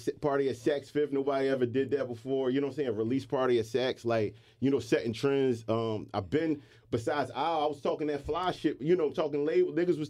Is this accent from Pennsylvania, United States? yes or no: yes; Philadelphia, Pennsylvania, United States; I'm from Uptown.